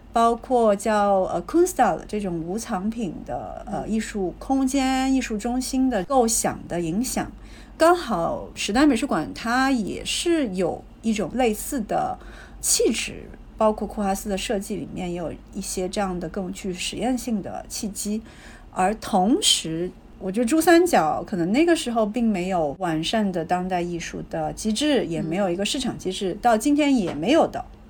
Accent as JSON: {"language": "Chinese", "town": "Guangzhou", "region": "Guangdong", "country": "China", "tie": "born or raised there", "said": "我是在广州出生的"}